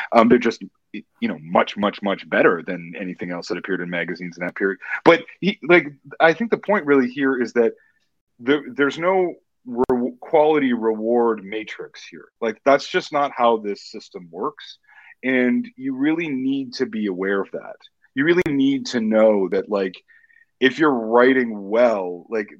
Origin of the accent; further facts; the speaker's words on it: Edmonton, Alberta, Canada; I was born in Edmonton, Alberta, Canada